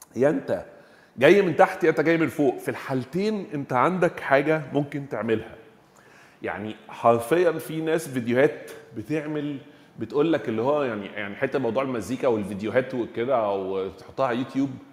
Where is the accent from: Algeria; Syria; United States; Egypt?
Egypt; احنا عندنا في مصر